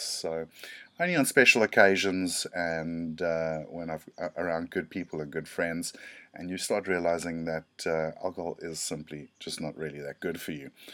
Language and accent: English; South Africa; I'm from South Africa